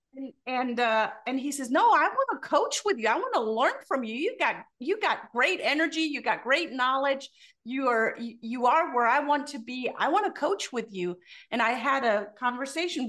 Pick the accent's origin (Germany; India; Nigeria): Germany; moved away; born and raised in Germany